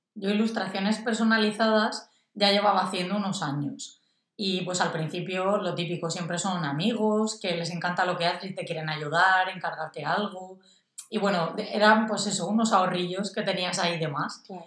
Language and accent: Spanish; Orihuela, Valencian Community, Spain; soy de Orihuela, una ciudad de Alicante